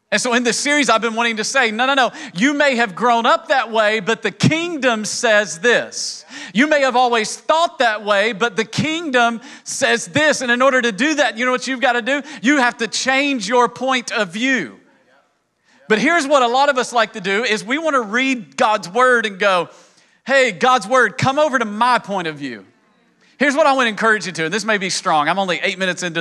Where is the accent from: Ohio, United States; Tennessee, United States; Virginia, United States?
Tennessee, United States; East; accent: hillbilly; moved away; also born or lived in New York City; I grew up in East Tennessee and spoke hillbilly.